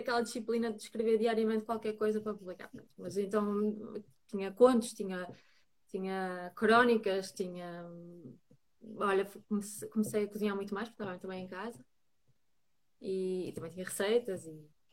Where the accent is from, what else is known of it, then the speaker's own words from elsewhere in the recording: Braga, Norte, Portugal; also born or lived in Lisbon; now in Porto, Portugal; sou, sou, de Braga